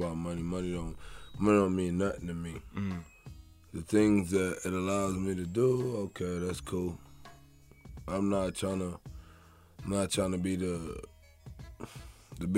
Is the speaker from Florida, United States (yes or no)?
yes; Riviera Beach, Florida, United States; also born or lived in Andalusia, Alabama; I am from Riviera Beach, Florida. I am rooted in Andalusia, Alabama